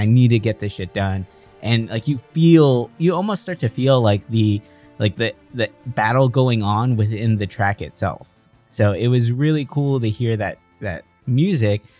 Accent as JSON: {"language": "English", "town": "San Diego", "region": "California", "country": "United States", "tie": "born or raised there", "said": "I grew up in San Ysidro"}